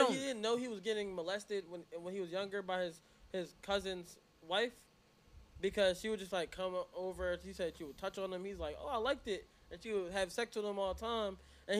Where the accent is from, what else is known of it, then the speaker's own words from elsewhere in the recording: Jamaica; It's okay. We're Jamaican.